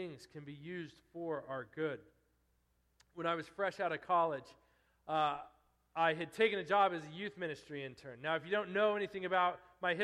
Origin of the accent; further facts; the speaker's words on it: eastern Colorado, United States; moved away as an adult; I'm out in the middle of nowhere in eastern Colorado now